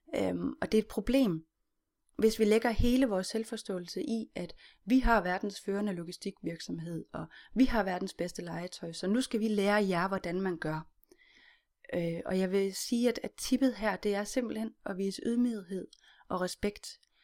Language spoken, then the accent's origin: Danish; Denmark; vi som danskere